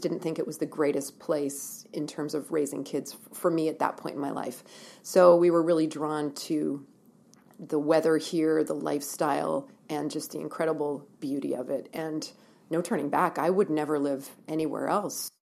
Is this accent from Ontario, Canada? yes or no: yes; Ontario, Canada; moved away as an adult; also born or lived in Ottawa / Halifax, Nova Scotia / Vancouver; now in Kelowna, Canada; I'm born and raised in Ontario, and lived there